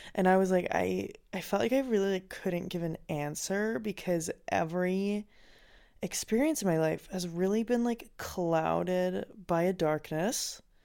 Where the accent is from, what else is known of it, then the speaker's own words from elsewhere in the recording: Finland; I grew up in Finland